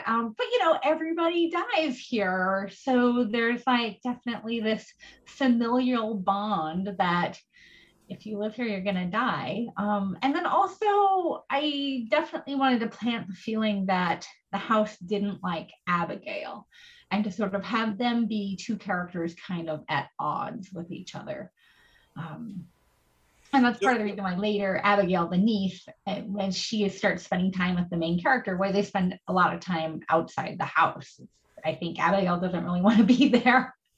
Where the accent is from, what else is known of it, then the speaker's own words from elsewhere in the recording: Oregon coast, United States; I grew up on the Oregon coast